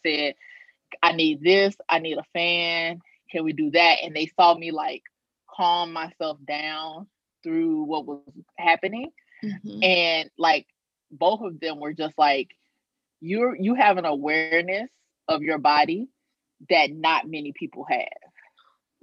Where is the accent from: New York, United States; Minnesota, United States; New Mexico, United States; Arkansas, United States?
Arkansas, United States; also born or lived in Maryland; now in New Orleans, United States; I'm originally from Arkansas, so getting back closer to home